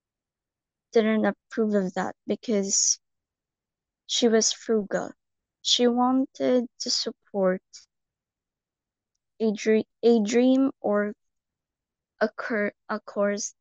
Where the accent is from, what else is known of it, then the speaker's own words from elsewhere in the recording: Philippines; Philippines. I'm from the Philippines